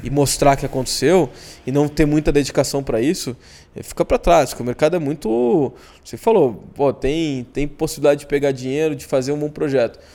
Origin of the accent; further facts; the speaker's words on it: Porto Alegre, Rio Grande do Sul, Brazil; numa cidade ao lado, ao lado de Porto Alegre, onde eu cresci, chamada Guaíba